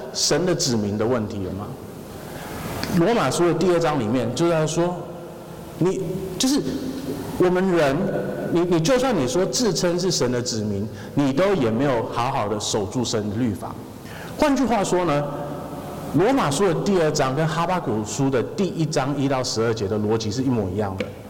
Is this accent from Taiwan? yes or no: yes; Taiwan; 我们台湾人要是去，呃，任何地方，然后我们跟人家说，哦，我是相信神的，我们是相信耶稣的